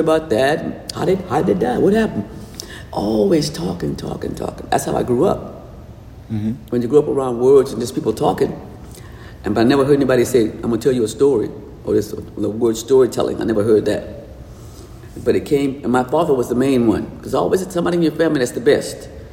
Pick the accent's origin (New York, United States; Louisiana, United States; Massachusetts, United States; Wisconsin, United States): Louisiana, United States; New Orleans; I was born in New Orleans, and everybody down south had a front porch.